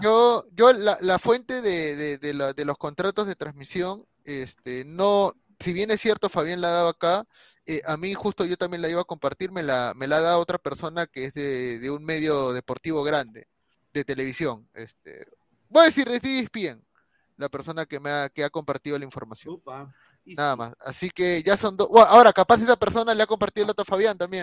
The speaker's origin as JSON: {"language": "Spanish", "country": "Peru", "said": "me priorizo primero como peruano"}